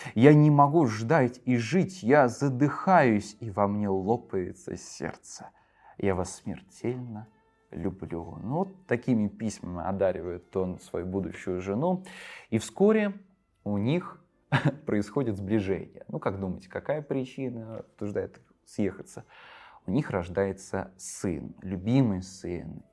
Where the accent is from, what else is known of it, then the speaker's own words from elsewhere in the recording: Volgograd, Volgograd Oblast, Russia; В моем родном городе Волгограде